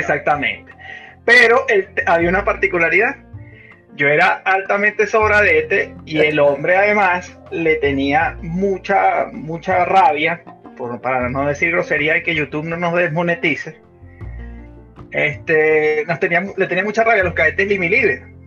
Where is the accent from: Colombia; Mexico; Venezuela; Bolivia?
Venezuela; moved away as an adult; also born or lived in Panama; now in United States; yo salí de Venezuela vía Panamá